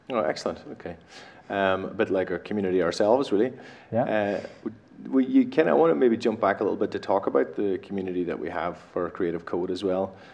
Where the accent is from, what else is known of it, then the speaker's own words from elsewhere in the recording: Ireland; I'm from Ireland myself.